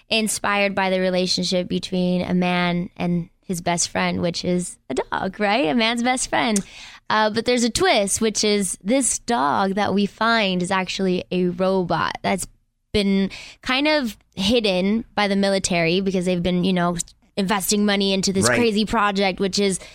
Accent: Inglewood, California, United States; I'm from Inglewood.

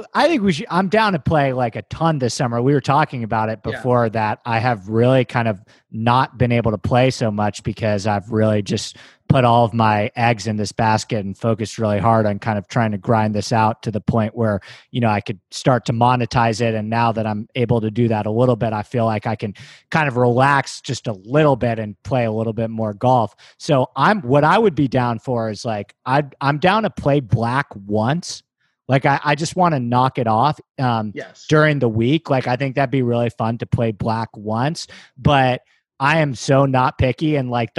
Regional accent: New York City, New York, United States; moved away as an adult; now in Los Angeles, United States; I grew up in New York in Manhattan

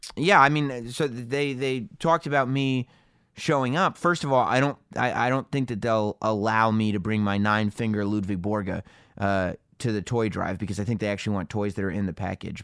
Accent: New York, United States; I'm from New York

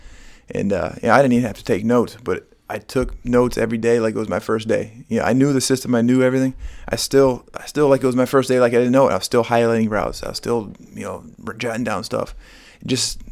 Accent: Chicago, Illinois, United States; growing up in Chicago, my parents were originally from Michigan

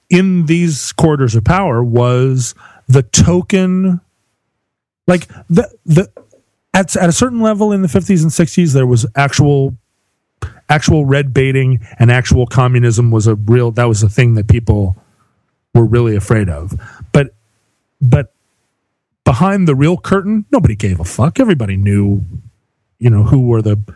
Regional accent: Alaska, United States; I grew up in Alaska.

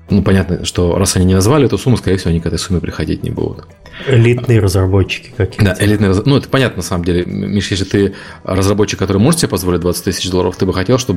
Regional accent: Ukraine; мне по акценту действительно никто не верит, что я из Украины. Все пытаются угадывать акцент. Э, акцент действительно странный.

